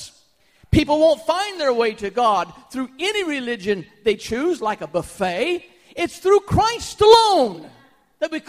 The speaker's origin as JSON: {"language": "English", "country": "United States", "said": "as an American"}